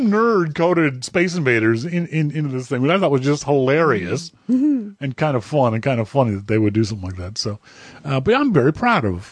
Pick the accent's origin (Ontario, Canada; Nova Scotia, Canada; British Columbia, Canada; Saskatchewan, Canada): Nova Scotia, Canada; Halifax; my hometown of Halifax, Nova Scotia